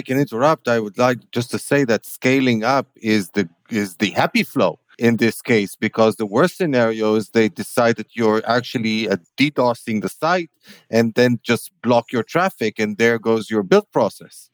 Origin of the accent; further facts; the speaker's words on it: Tel Aviv, Tel Aviv District, Israel; in my hometown